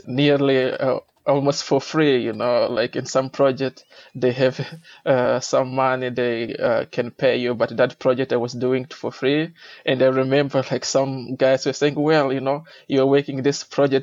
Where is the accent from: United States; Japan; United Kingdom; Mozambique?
Mozambique; I'm originally from Mozambique